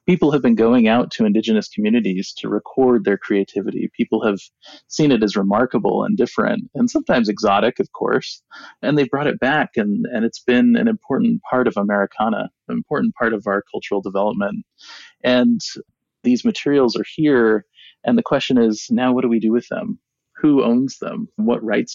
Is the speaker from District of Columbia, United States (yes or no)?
no; Seattle, Washington, United States; also born or lived in Hopi Reservation, Arizona / New York; now in Arizona, United States; I grew up in Seattle for the most part, but my dad, who is Hopi, often sang Hopi songs to me.